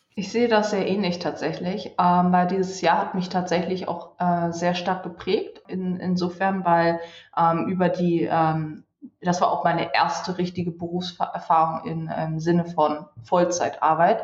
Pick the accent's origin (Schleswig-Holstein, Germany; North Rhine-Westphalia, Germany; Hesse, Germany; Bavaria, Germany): Schleswig-Holstein, Germany; Wedel; moved away as an adult; also born or lived in Hamburg; ich bin äh, in Hamburg geboren tatsächlich ja. und habe bis äh, zu meinen zwei Jahren äh, im Grunde auch dort gewohnt, bis dann im Grunde mein Bruder auf die Welt kam oder mehr oder weniger kurz bevor mein Bruder auf die Welt gekommen ist, sind wir dann nach Wedel umgezogen